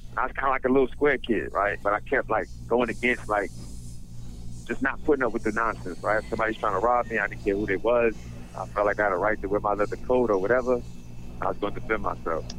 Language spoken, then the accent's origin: English; New York City, New York, United States; also born or lived in Detroit, Michigan; I grew up in Brownsville, Brooklyn